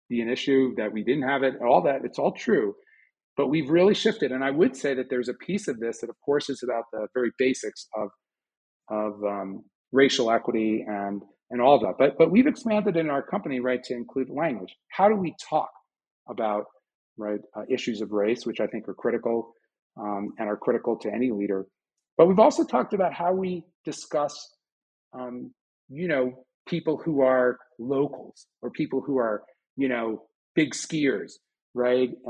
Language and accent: English; Boulder, Colorado, United States; If you look in my hometown of Boulder, it's the same thing, right?